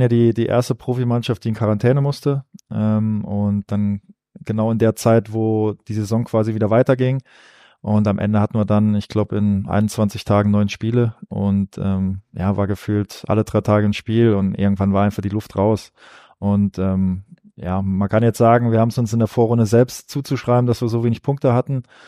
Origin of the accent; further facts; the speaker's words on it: Saarbrücken, Saarland, Germany; moved away; auf Saarbrücken, weil es einfach meine Heimat ist